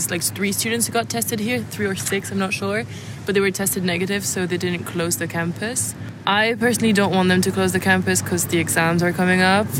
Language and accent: English; France; moved away; We're from France